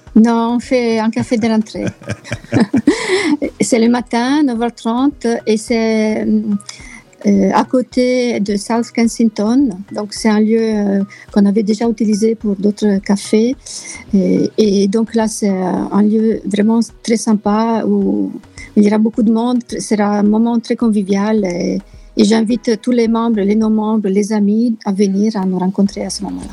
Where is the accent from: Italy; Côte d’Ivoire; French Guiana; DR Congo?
Italy; French is a second language; moved away as an adult; also born or lived in France / Reims / Nord, France; now in London, United Kingdom; je suis italienne d'origine, mais j'ai vécu longtemps en France